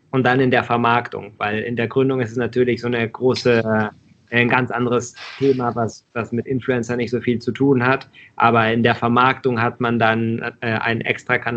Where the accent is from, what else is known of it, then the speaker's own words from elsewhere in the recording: Mexico; Und ich bin aber auch in Mexiko aufgewachsen und habe die, da, da werden die Produkte ja auf der Straße verkauft